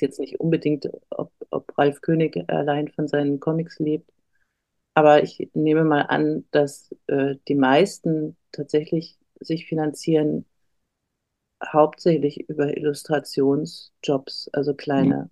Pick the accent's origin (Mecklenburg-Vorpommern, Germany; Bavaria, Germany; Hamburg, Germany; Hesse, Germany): Bavaria, Germany; Erlangen; moved away as an adult; also born or lived in Nuremberg; now in Berlin, Germany; ich bin in Erlangen geboren